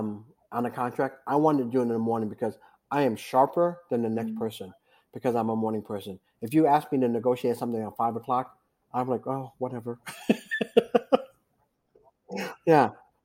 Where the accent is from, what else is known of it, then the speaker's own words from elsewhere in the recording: East Coast, United States; I grew up on the East Coast doing this